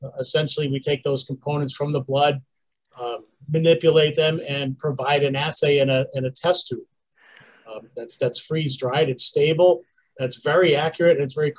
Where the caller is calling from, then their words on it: Falmouth, Massachusetts, United States; Cape Cod, Massachusetts, right down in Falmouth. Lovely, lovely summer day.